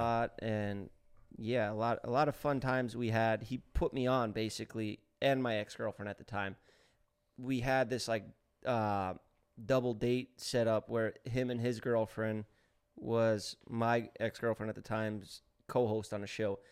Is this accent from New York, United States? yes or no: yes; New York City, New York, United States; moved away as an adult; I grew up in New York City